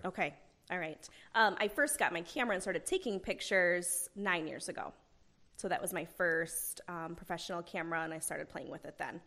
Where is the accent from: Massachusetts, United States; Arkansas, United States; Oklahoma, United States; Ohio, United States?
Oklahoma, United States; Owasso; I grew up here in the Owasso area